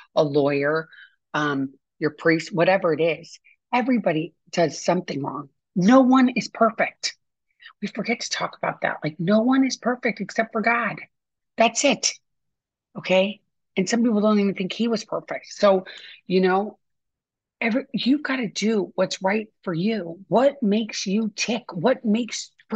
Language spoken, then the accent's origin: English; St. Louis, Missouri, United States; I grew up in St. Louis